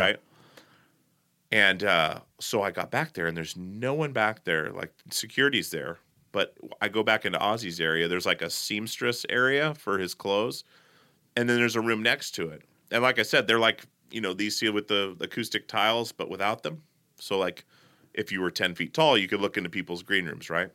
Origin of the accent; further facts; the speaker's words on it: Portland, United States; I was like, "Portland."